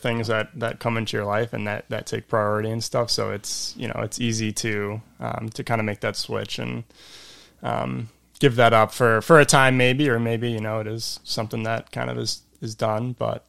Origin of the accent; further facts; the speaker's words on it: Elmhurst, Illinois, United States; I grew up in Elmhurst, grew up at Grace Bible Church